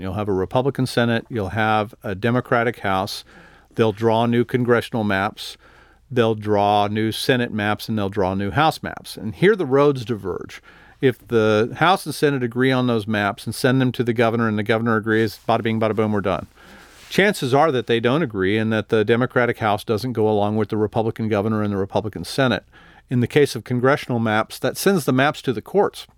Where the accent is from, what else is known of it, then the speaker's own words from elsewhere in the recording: El Paso, Texas, United States; I'm from El Paso